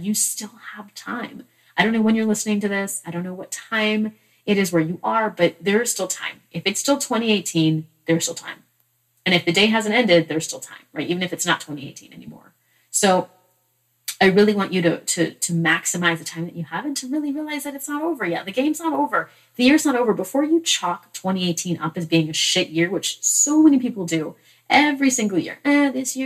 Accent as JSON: {"language": "English", "region": "Massachusetts", "country": "United States", "tie": "born or raised there", "said": "I was born in Massachusetts"}